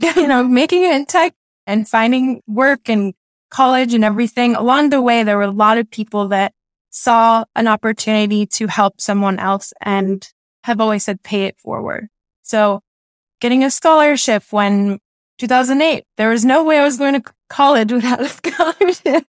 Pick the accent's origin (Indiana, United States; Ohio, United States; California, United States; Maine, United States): California, United States; Southern; I grew up in Southern California